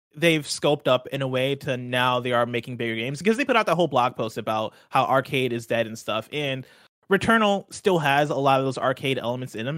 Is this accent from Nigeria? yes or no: yes; Nigeria; I'm Nigerian